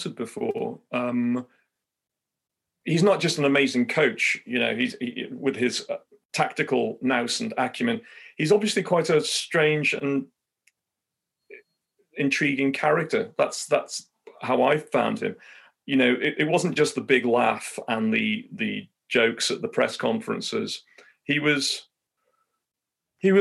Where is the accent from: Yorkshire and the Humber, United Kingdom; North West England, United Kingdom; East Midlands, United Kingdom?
North West England, United Kingdom; Liverpool; my life growing up in Highton in Liverpool, playing football